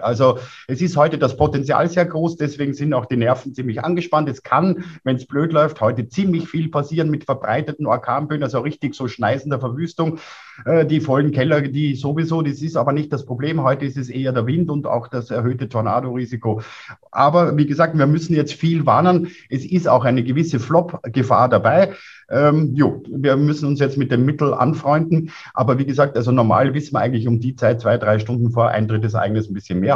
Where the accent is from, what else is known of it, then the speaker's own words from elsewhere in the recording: Lower Austria, Austria; now in Innsbruck, Austria; selbst als Niederösterreicher